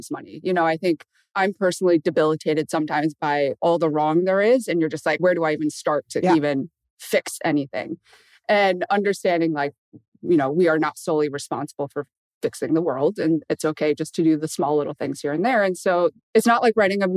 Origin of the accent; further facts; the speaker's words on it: Michigan, United States; I grew up in Michigan